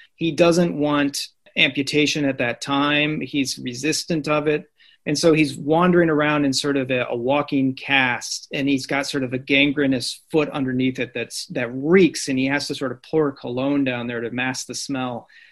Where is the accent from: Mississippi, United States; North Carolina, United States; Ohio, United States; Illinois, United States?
Illinois, United States; Southern; I am from Southern Illinois. I grew up a St. Louis Cardinals fan. Uh, it's it's very much Cardinals country where I was from.